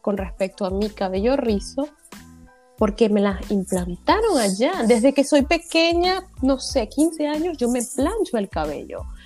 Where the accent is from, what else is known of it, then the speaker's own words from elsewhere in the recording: Venezuela; now in France; nuestra cultura venezolana o latina